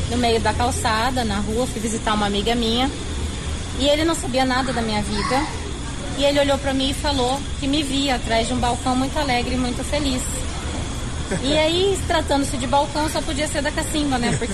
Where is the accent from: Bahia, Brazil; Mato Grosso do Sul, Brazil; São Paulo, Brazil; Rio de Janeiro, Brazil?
Mato Grosso do Sul, Brazil; Três Lagoas; Olha, eu sou de Três Lagoas, nasci em Três Lagoas